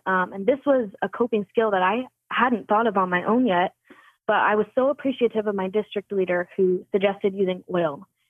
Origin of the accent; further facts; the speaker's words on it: northern Utah, United States; growing up in Utah, especially northern Utah